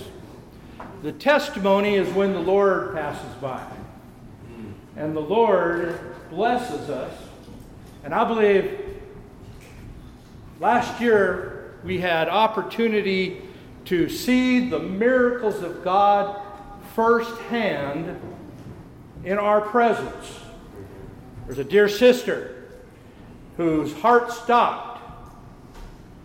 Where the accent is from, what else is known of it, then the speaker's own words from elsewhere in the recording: California, United States; I am from California